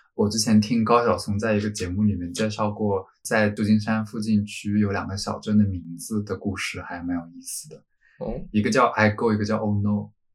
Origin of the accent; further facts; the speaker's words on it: Zhejiang, China; now in London, United Kingdom; 本人身为一个浙江人